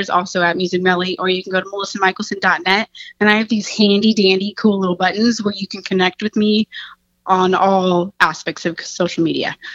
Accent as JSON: {"language": "English", "country": "United States", "tie": "born or raised there", "also_born_or_lived": "Texas / Oklahoma", "moved": "yes", "lives_now": "Oregon, United States", "said": "I grew up in Texas, Oklahoma"}